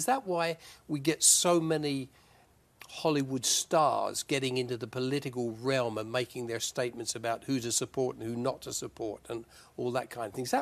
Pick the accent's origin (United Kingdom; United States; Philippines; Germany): United Kingdom; moved away; as a British person, uh, although I don't live there now, but as a British person, I was personally glad to see them get out of the European Union